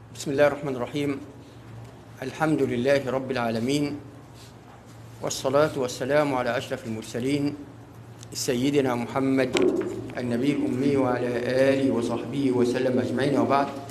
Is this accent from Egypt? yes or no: yes; Egypt; ليس كمصريين فقط